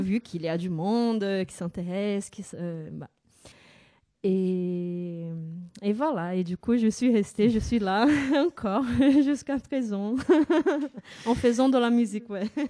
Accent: São Paulo, Brazil; French is a second language; moved away as an adult; now in France; je suis née au Brésil et bah, j'ai passé toute ma vie là-bas euh, jusqu'à l'âge de 25 ans.

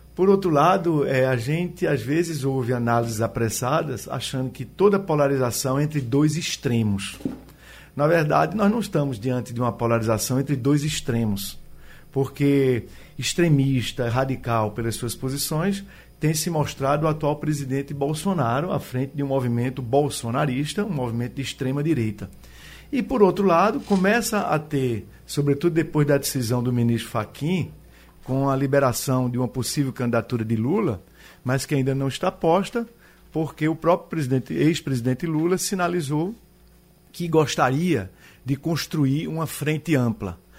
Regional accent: Brazil

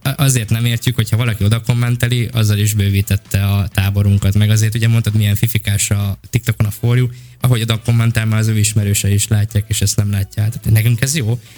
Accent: Bács-Kiskun, Hungary; moved away as an adult; now in Budapest, Hungary; Bács megyei vagyok vidéki, és amikor egyetem miatt felkerültem Pestre

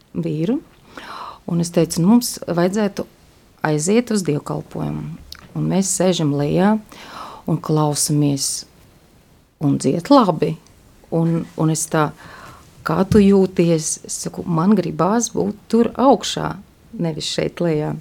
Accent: Daugavpils, Latgale, Latvia; now in Riga, Latvia; es esmu no Daugavpils

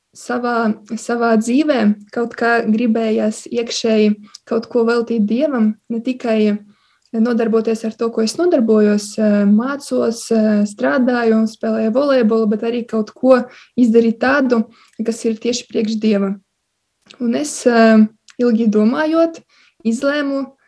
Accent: Silene, Augšdaugava Municipality, Latvia; moved away as an adult; now in Riga, Latvia; Es eh, nāku no Latvijas puses, no maza ciematiņa Silenes. Eh, tas ir pie Baltkrievijas robežas

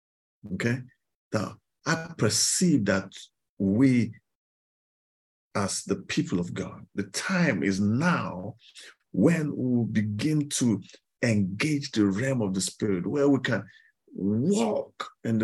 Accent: Kaduna, Kaduna State, Nigeria; moved away; I grew up in Kaduna, in the northern part of Nigeria

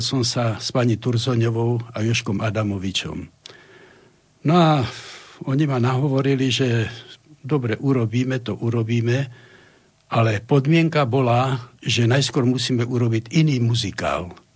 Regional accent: Slovakia; ja som taký ako Slovák

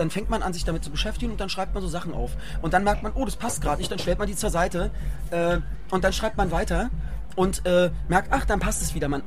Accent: Köpenick, Berlin, Germany; Ihr kommt alle mit nach Köpenick. Meine Heimat.

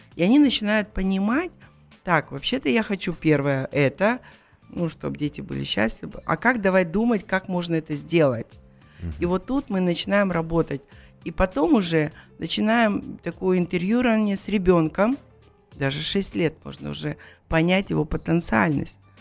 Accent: Kazakhstan; Мы казахи

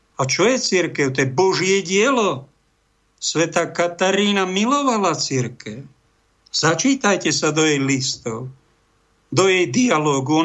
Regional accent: Prievidza, Trenčín Region, Slovakia; v Prievidzi, v mojom rodnom meste

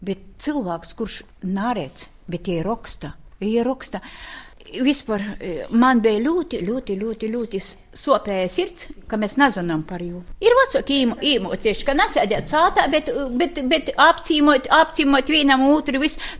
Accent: Latgale, Latvia; accent: Latgalian; Ai, izreiz saka, baba, tu esi latgalī. Runāju latgaliski. Man aizroda uzreiz.

